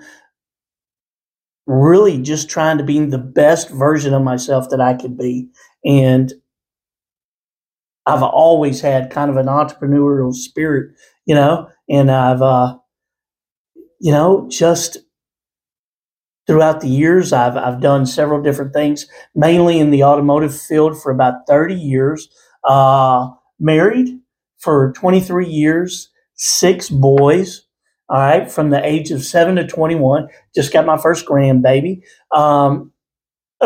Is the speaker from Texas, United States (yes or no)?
yes; Houston, Texas, United States; I grew up in Houston, Texas